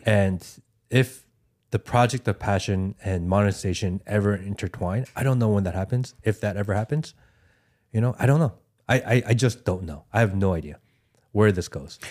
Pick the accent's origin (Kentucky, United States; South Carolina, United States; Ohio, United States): Ohio, United States; I grew up in Ohio, or I went to high school in Ohio